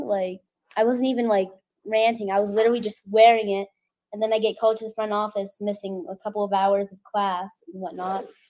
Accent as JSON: {"language": "English", "region": "Texas", "country": "United States", "said": "I'm from Texas"}